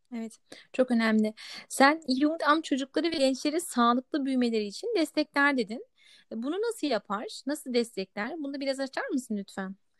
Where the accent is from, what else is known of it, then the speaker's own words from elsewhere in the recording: Germany; Kendim doğma büyüme Almanyalıyım.